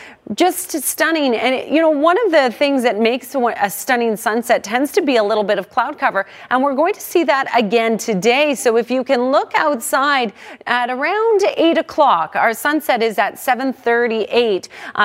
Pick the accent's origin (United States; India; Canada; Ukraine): Canada; Crescent Beach, British Columbia; my hometown, Crescent Beach.